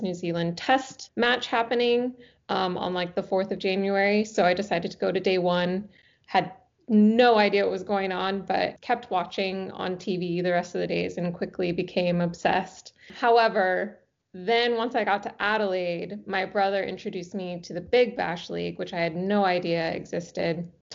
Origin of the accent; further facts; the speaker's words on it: Arizona, United States; moved away as an adult; also born or lived in Pennsylvania, United States; now in Orange County, United States; Born, yeah, Pennsylvania, raised in Arizona. About 6 years ago, I decided to move to Orange County